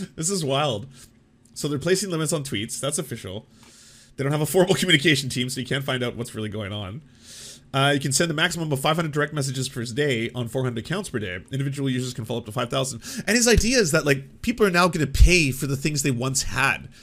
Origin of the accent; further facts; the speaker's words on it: Canada; I'm a Canadian